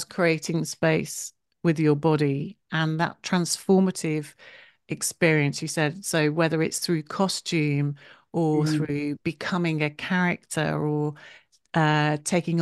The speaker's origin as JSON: {"language": "English", "town": "Wolverhampton", "region": "West Midlands", "country": "United Kingdom", "tie": "born or raised there", "said": "I was born in Wolverhampton"}